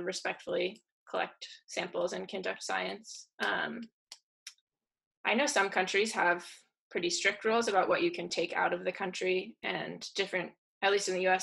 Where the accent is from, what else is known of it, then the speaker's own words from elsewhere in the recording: Vermont, United States; the house that I grew up in Vermont